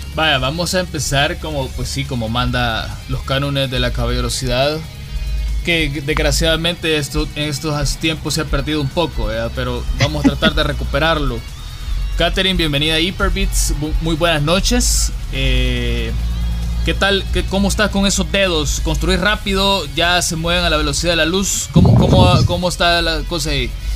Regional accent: El Salvador; cómo somos los salvadoreños, fuertes y llegamos siempre a nuestros objetivos

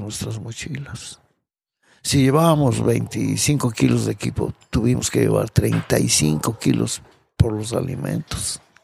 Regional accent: Mexico; Como todo mexicano

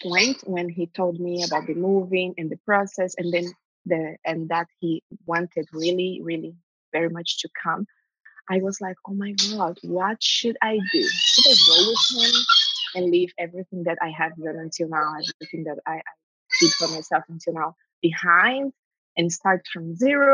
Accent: Brazil; English is a second language; moved away as an adult; now in Orlando, United States; I got a GED here because I didn't bring all my documents from Brazil

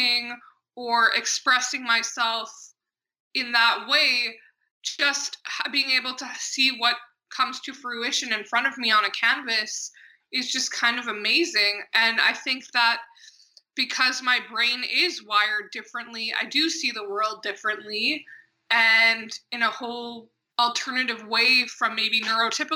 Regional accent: Canada; I am Canadian

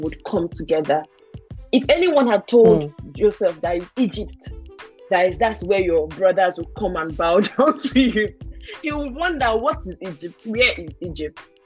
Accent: Nigeria; moved away as an adult; also born or lived in Sweden; now in Germany; when I was moving from Nigeria to Sweden

